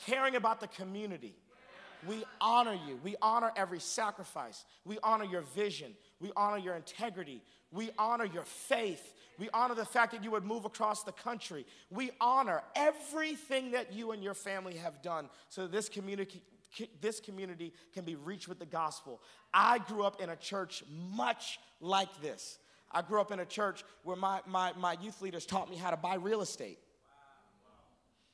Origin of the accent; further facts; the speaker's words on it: Texas, United States; I'm from Texas